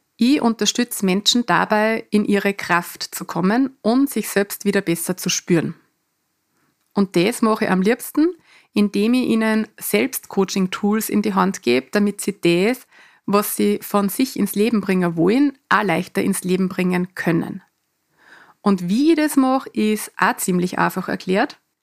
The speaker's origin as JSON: {"language": "German", "area": "Mostviertel", "region": "Lower Austria", "country": "Austria", "also_born_or_lived": "Vienna / Canada / Salzburg", "accent": "Mostviertler Dialekt", "moved": "yes", "said": "in meinem Mostviertler Dialekt"}